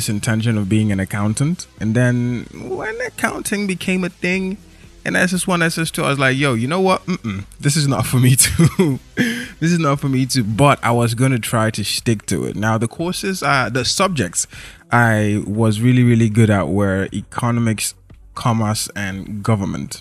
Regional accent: Lagos, Nigeria; I grew up in Lagos

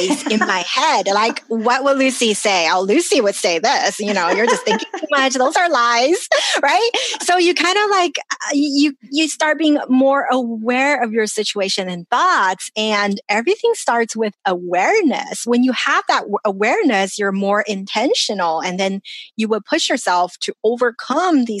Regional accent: China; now in Los Angeles, United States; I grew up in China

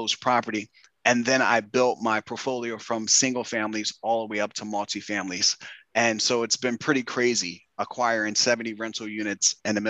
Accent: Philadelphia, Pennsylvania, United States; moved away as an adult; also born or lived in New York City; I grew up in Philadelphia, single parent household

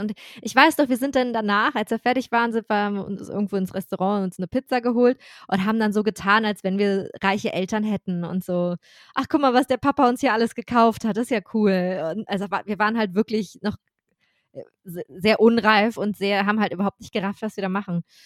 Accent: Germany; I'm German

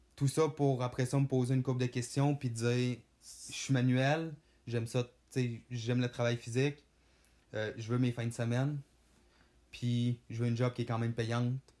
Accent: Saint-Prime, Quebec, Canada; je viens du lac Saint-Jean, précisément de Saint-Prime

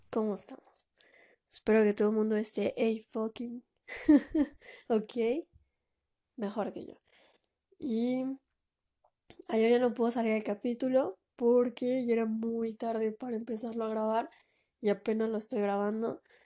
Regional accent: Mexico; de aquí en mi país

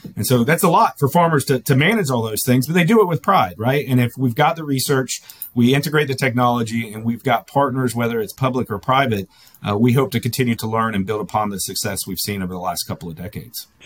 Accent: Florida, United States; moved away; I come from Florida originally.

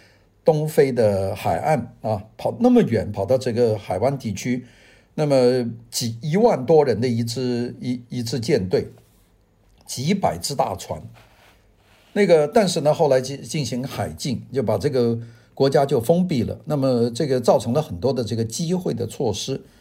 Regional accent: China; 我们中国人大家都熟悉

